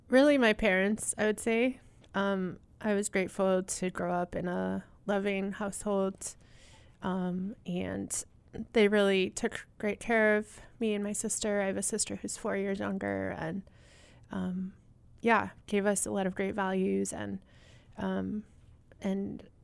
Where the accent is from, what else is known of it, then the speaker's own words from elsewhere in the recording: Southwest, United States; I grew up in the Southwest uh, in Utah, Colorado, and Arizona.